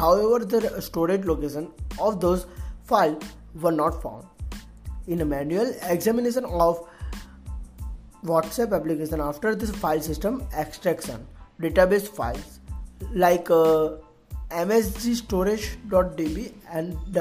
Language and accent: English; Surat, Gujarat, India; from Surat, Gujarat.